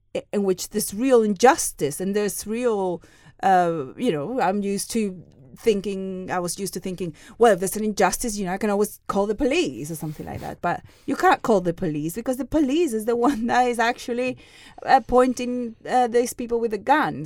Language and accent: English; Seville, Andalusia, Spain; I'm Spanish. I was born in Sevilla, in the south of Spain.